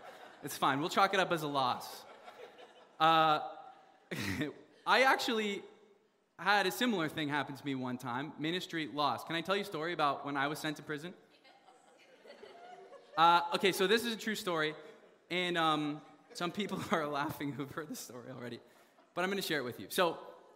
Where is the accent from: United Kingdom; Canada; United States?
Canada; I'm from Canada